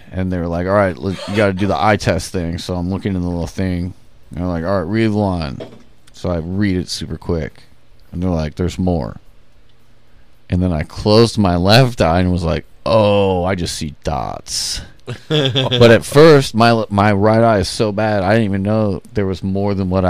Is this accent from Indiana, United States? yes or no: yes; Elkhart, Indiana, United States; also born or lived in Goshen, Indiana; Elkhart. So, I moved to Goshen when I was like 12 or 13.